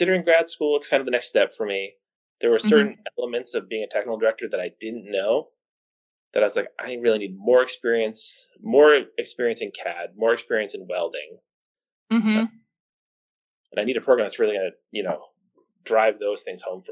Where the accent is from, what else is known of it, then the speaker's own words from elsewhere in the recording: outside of Boston, Massachusetts, United States; also born or lived in Burlington, Vermont; I grew up right outside of Boston